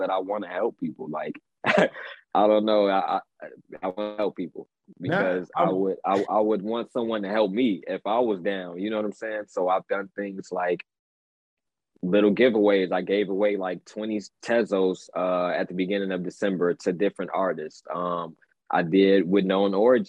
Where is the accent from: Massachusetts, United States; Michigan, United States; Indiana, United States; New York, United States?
Indiana, United States; Gary; now in Chicago, United States; Scary Gary is the nickname of my hometown, Gary, Indiana. So I live in Chicago right now, but I'm from like the Chicagoland area